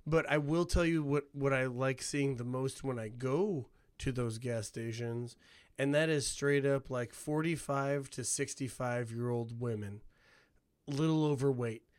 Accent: Hammond, Indiana, United States; moved away; I have the diversity that I have because of growing up in Hammond

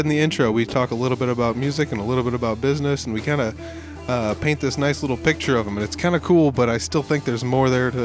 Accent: Northern Iowa, United States; my hometown

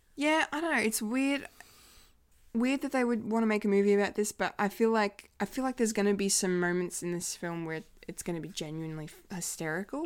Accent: Bendigo, Victoria, Australia; born or raised there

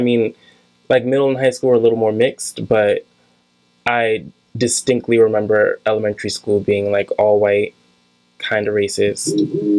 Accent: Virginia Beach, Virginia, United States; moved away as an adult; Well, I'm from Virginia. I stayed in Virginia until I was like 18, and then I moved here.

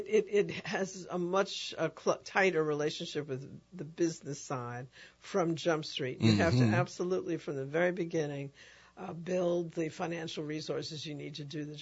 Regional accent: New York City, New York, United States; now in New Orleans, United States; I'm not originally from here. I'm from the South, but I'm from the South Bronx.

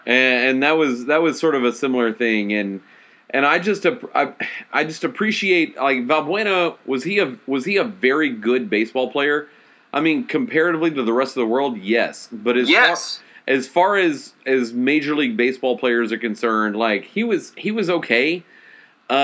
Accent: Pasadena, Texas, United States; I grew up in Pasadena.

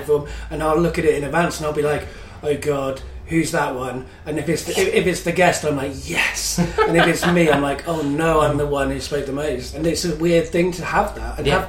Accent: London, United Kingdom; accent: London; had a much more London accent than I have now.

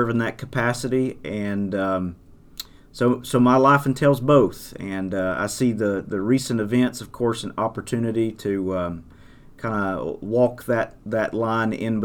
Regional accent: Bethel, North Carolina, United States; I am a Haywood County native. I grew up in the most beautiful place on the planet, which would be Bethel, specifically on Murray Road

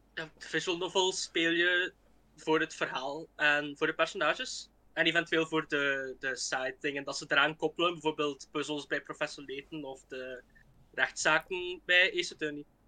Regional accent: Flanders, Belgium; Ik kom dus uit België, uit, uit Vlaanderen, zoals je misschien al kunt horen

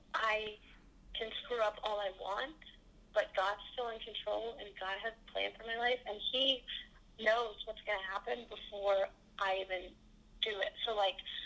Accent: New Jersey, United States; moved away; lived in New Jersey

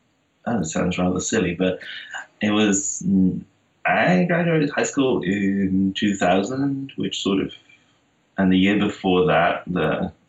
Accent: Netherlands; English is a second language; moved away as an adult; now in United States; I moved to the U.S. in 2010.

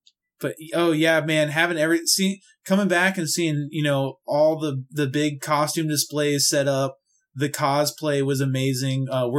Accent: Florida, United States; I'm from Florida. Ice is not a thing that grows around here.

